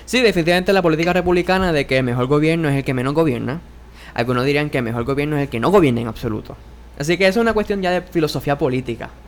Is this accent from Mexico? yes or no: no; Puerto Rico; somos ciudadanos estadounidenses